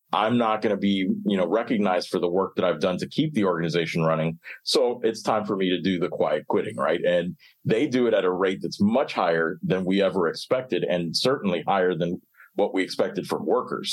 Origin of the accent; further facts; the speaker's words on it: Miami, Florida, United States; I grew up in Miami